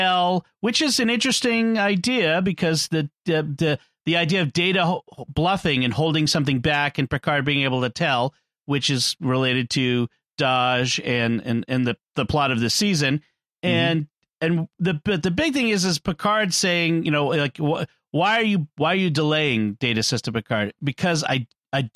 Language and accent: English; Boston, Massachusetts, United States; It's Boston. It's my hometown.